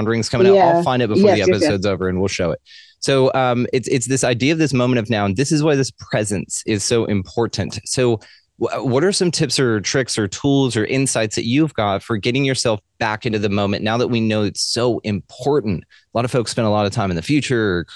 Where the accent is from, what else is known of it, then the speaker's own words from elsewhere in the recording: the South, United States; my Southern ears